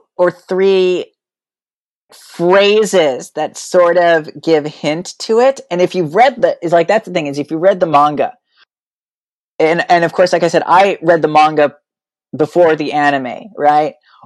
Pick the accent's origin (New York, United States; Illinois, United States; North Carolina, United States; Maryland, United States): Illinois, United States; born there; also born or lived in New Mexico / Texas; And I was born in Illinois. My biological dad died. We moved to New Mexico. I think we had 3 houses in Las Cruces. Then we moved to Austin.